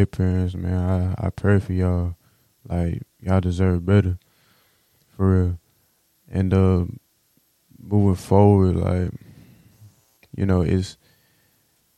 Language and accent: English; Houston, Texas, United States; I'm from Houston